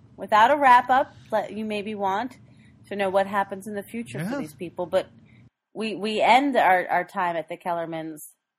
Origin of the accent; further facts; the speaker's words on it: New York City, New York, United States; I grew up in Queens.